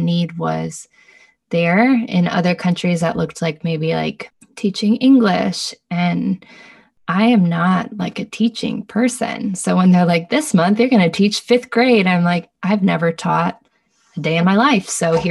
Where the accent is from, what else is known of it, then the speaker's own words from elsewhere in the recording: United States; also born or lived in Bay Area; now in Los Angeles, United States; as an American, as like a white person coming